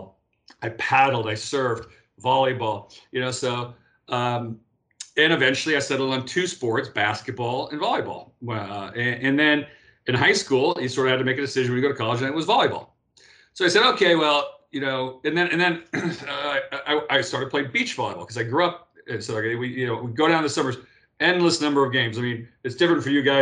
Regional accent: Los Angeles, California, United States; I come from Pacific Palisades, which is sandwiched in between Malibu on one side and Santa Monica on the other.

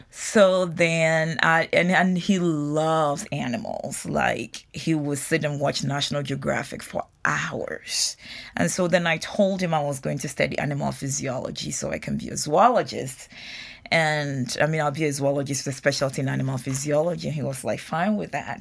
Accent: Ghana; moved away as an adult; now in United States; having been born and raised in Ghana

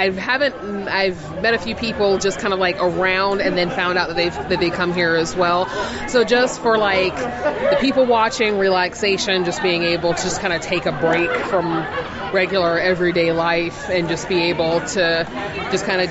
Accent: Columbus, Georgia, United States; moved away; originally from Columbus, Georgia.

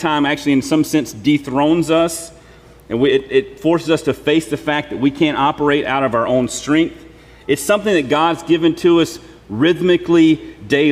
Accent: Mississippi Delta, United States; I'm from the Mississippi Delta, so it doesn't really snow or ice all that often

